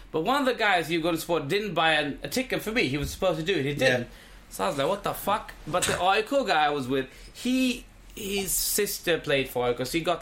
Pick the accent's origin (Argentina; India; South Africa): India; as an Indian. I was like, uh, in India, we say a good sale is a happy sale.